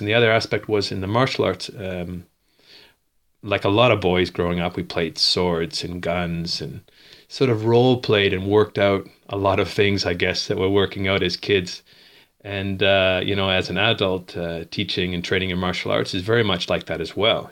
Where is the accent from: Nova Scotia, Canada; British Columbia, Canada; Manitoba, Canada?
Nova Scotia, Canada; Dartmouth; moved away as an adult; also born or lived in Bridgewater, Nova Scotia; now in Spain; I grew up in, uh, Dartmouth, a twin city of Halifax in Nova Scotia on the East Coast.